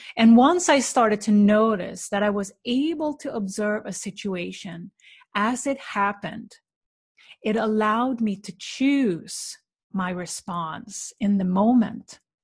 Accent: Sweden; moved away; visit my family in the small town where I grew up in Sweden

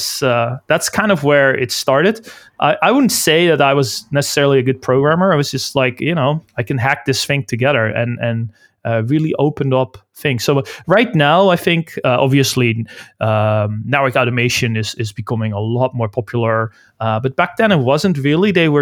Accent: Netherlands; moved away as an adult; now in Vancouver, Canada; we're all Dutch. I'm originally from the Netherlands. And I moved to Canada, Vancouver, around, I think it was in 2007

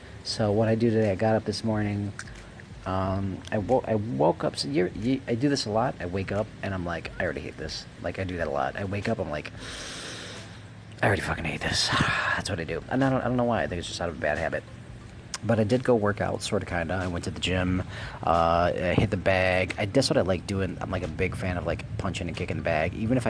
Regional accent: Wisconsin, United States; I came from Wisconsin. I hated it in Wisconsin. Really couldn't get along with folks in Wisconsin.

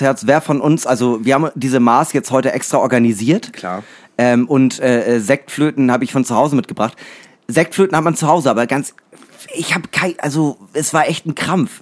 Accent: Northern Germany, Germany; als Norddeutscher

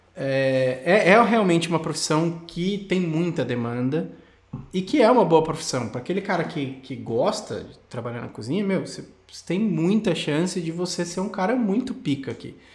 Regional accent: Brazil; moved away as an adult; now in Australia; um brasileiro morando na Austrália

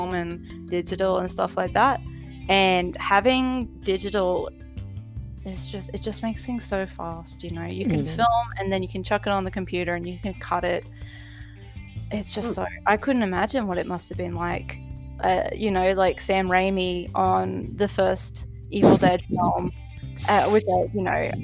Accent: Mackay, Queensland, Australia; moved away as an adult; now in Japan; I grew up in Mackay, which is a city that has a lot of Italian, Maltese, Greek descendants

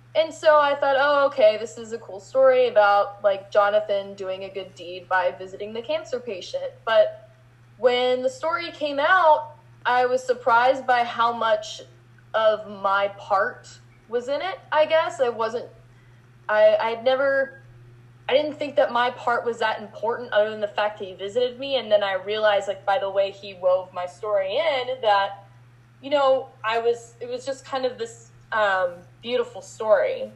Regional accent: Texas, United States; moved away; also born or lived in Mason City, Iowa; I'm born and raised in Texas

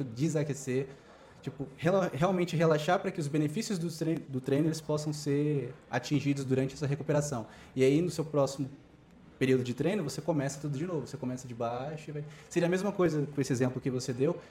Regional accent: Brazil; moved away as an adult; now in Beijing, China; sou brasileiro.

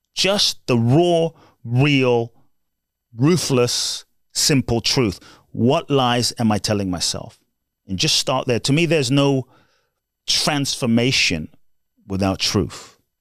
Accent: London, United Kingdom; also born or lived in Ghana; I was born in Ghana, West Africa. My father's from Ghana. My mother's Japanese. And I grew up in London.

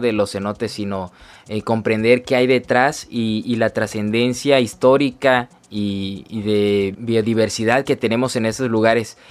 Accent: Mexico; como mexicanos

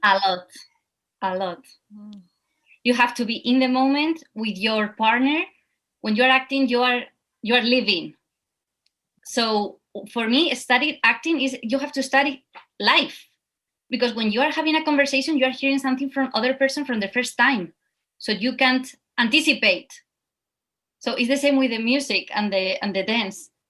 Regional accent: Spain; English is a second language; moved away as an adult; now in New York, United States; I'm from Spain, and these roots that we have of flamenco and Spanish dance are really special

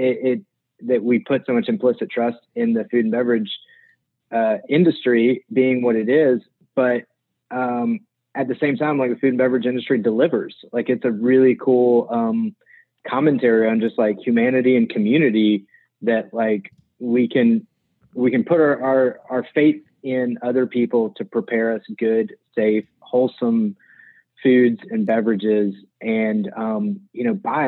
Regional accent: Alabama, United States; also born or lived in Mobile, Alabama / Birmingham, Alabama / Trussville, Alabama / Auburn, Alabama; I'm from Alabama. I grew up in West Mobile, went to junior high and high school in Birmingham

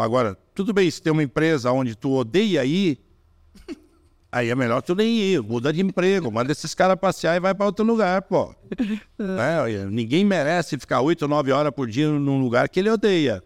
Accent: Brazil; Eu sou brasileiro, de origem alemã, eu tô chegando do Brasil

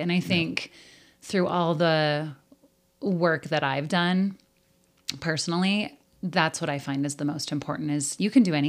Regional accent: Whitehall, Montana, United States; now in Butte, United States; I have a lot of family in Butte. And so I grew up in Whitehall because my grandmother owned Borden's Hotel and Cafe.

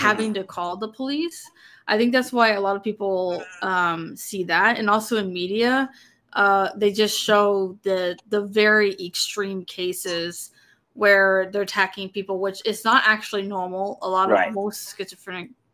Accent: Texas, United States; I'm from Texas

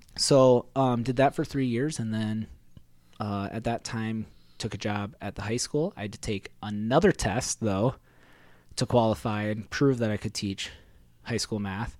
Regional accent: South Dakota, United States; also born or lived in Iowa; I went to an Iowa high school, but grew up, and my home of residence was a farm in South Dakota

